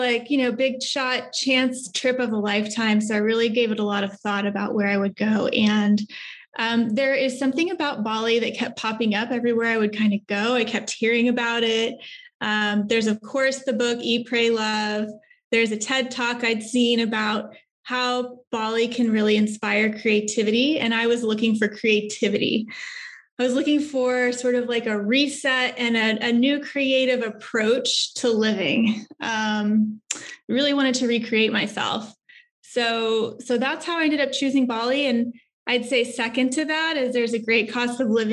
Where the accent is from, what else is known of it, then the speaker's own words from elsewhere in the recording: Texas, United States; moved away as an adult; also born or lived in New York; I'm originally here from Texas.